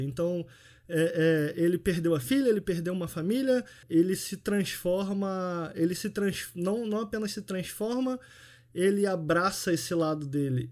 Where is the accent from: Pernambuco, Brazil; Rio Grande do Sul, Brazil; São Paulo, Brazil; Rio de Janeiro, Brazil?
Rio de Janeiro, Brazil; eu nasci fui criado em Campo Grande, que é a zona oeste do Rio de Janeiro